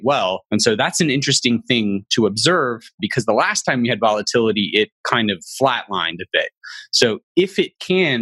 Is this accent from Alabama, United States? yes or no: yes; Alabama, United States; I'm from a conservative religious background and I'm from Alabama